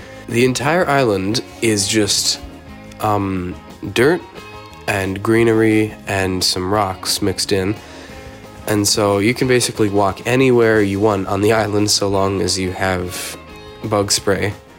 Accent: Portland, Oregon, United States; Well, I'm visiting from my hometown, Portland, Oregon, way on the opposite side of the states.

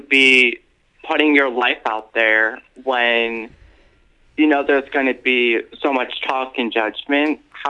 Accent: New York, United States; now in St. Petersburg, United States; I'm from currently I'm originally from New York, but I live in St. Petersburg, Florida.

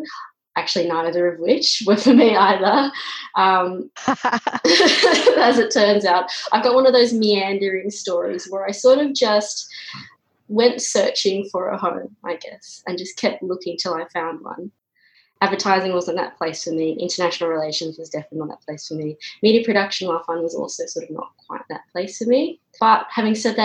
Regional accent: Canberra, Australian Capital Territory, Australia; I grew up in Canberra.

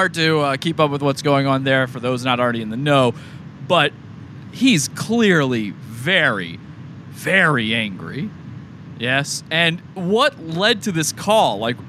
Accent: Virginia, United States; I'm from Virginia.

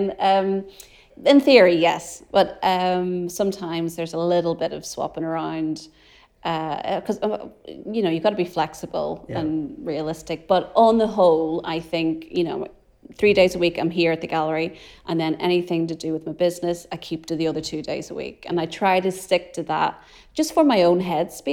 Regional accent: Ireland; As an Irish person

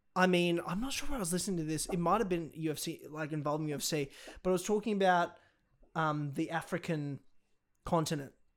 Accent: Australia; I'm fucking Australian

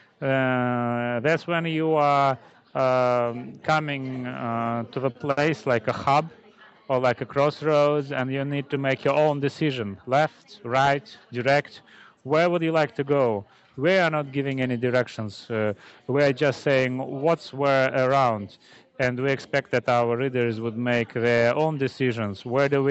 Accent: Moscow, Russia; English is a second language; I'm from Moscow and I'm a Moscovite, I have no links to the Caucasus

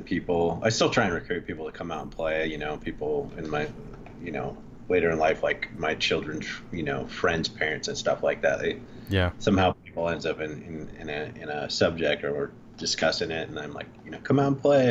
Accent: Huntington Beach, California, United States; also born or lived in Lake Tahoe; I was born and raised in Huntington Beach

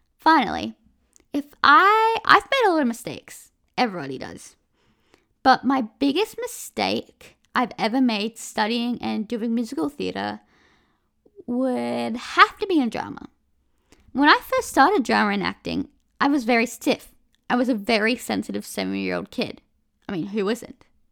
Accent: Australia; I'm from Australia

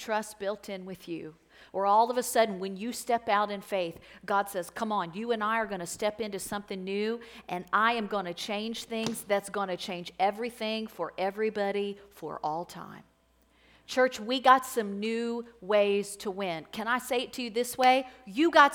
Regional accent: Florence, United States; I'm from this area. I grew up right here in Florence

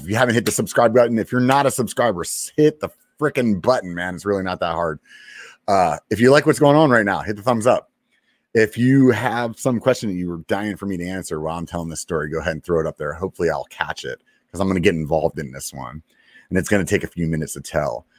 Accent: Pennsylvania, United States; moved away; I'm from Pennsylvania

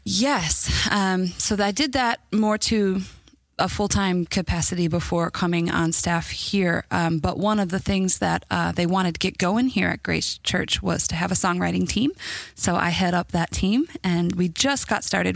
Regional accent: Chicago, Illinois, United States; moved away as an adult; now in Indiana, United States; I'm from Chicago originally and lived there up until last year

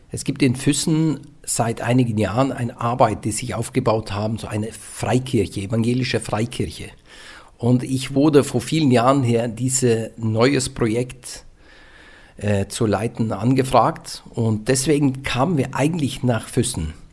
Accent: central Norway, Norway; German is a second language; bei mir das wo ich herkomme, das ist wie in England. Kann man in England wohnen, kannst du in Mittelnorwegen wohnen.

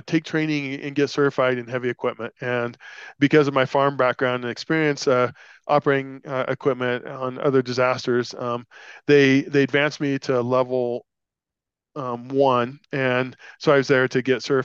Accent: Nebraska, United States; now in Colorado, United States; Growing up in Nebraska, we didn't have very many trees

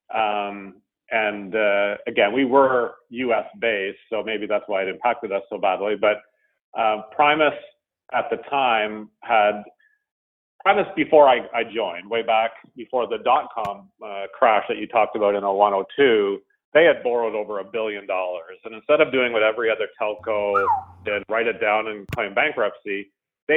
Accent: Ottawa, Ontario, Canada; moved away as an adult; now in Toronto, Canada; I have lived in Canada the entire time. I moved from Ottawa to Toronto in, I think it was 2006, and I've been in Toronto from a housing perspective ever since.

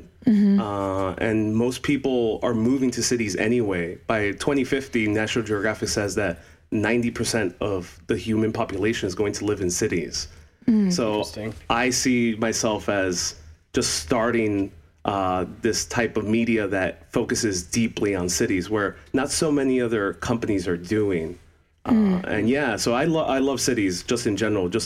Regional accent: New York City, New York, United States; I grew up in New York City, Jackson Heights, Queens, and have been living here my entire life

